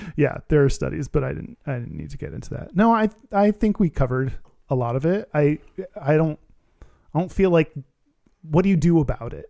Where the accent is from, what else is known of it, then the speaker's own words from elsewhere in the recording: Texas, United States; I'm from Texas